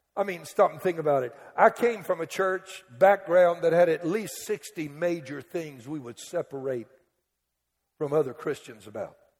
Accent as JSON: {"language": "English", "area": "Cajun", "region": "Louisiana", "country": "United States", "said": "I'm Cajun. We Cajuns in a category all by ourselves."}